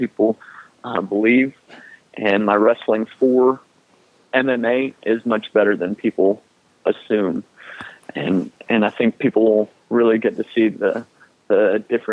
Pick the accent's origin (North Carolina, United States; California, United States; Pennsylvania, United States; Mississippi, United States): North Carolina, United States; I'm a North Carolinian, and I love Charlotte